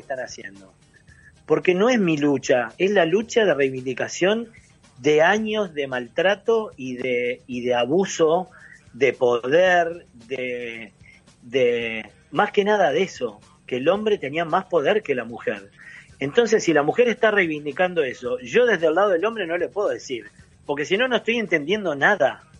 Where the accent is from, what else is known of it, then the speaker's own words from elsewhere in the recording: San José de Mayo, San José, Uruguay; moved away as an adult; also born or lived in Argentina; now in Ciudad de la Costa, Uruguay; yo me fui de San José directo a Telefe a trabajar con Tinelli